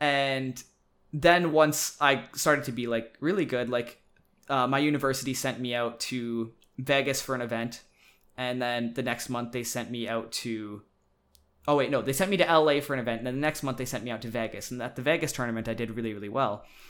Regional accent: Saskatchewan, Canada; moved away as an adult; now in British Columbia, Canada; I'm from Saskatchewan originally, which is a province in Canada. And I was going to be moving to British Columbia, where I live now, for university

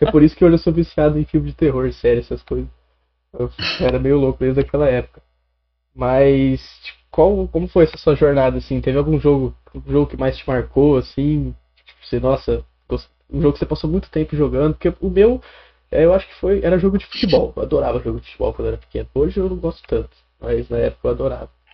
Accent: Catanduva, São Paulo, Brazil; eu sou de Catanduva, né? Sou de Catanduva, cheguei ontem aqui

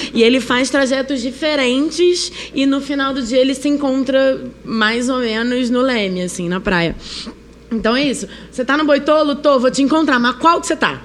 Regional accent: Rio de Janeiro, Brazil; accent: chiado carioca; now in São Paulo, Brazil; sou carioca, né? Como podem ver, eu tô chiando

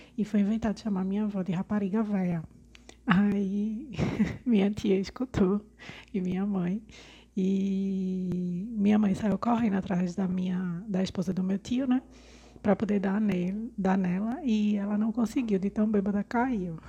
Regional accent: Recife, Pernambuco, Brazil; sou de Recife, Pernambuco

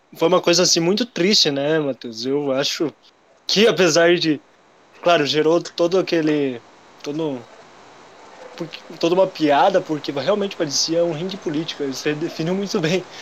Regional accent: União da Vitória, Paraná, Brazil; sou de União da Vitória, Paraná. Uma cidade que fica no interior aí do Paraná

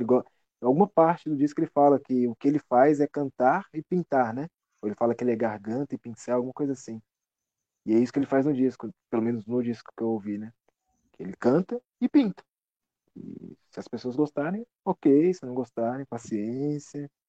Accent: São Paulo, Brazil; moved away; also born or lived in Brasília; eu também sou de São Paulo.

